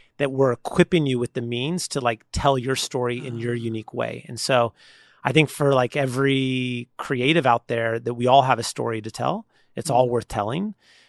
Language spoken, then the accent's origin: English; San Leandro, California, United States; also born or lived in Oakland; I mean, I've born and raised in San Leandro, which is just south of Oakland, and then also Oakland.